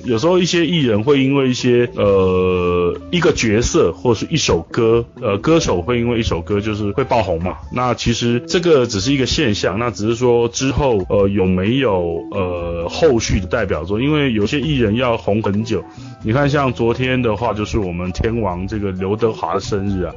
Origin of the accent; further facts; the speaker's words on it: Kaohsiung, Taiwan; 我是来自，呃，台湾宝岛高雄的